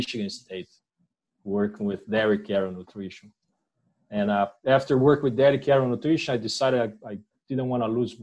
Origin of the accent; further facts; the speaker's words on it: Brazil; moved away as an adult; also born or lived in São Paulo, Brazil; now in Queensland, Australia; I'm from Brazil